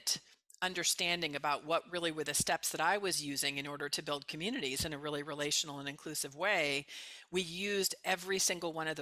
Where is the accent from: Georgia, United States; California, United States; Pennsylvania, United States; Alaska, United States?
California, United States; Bay Area; also born or lived in Mexico / Colombia; I'm from the Bay Area originally.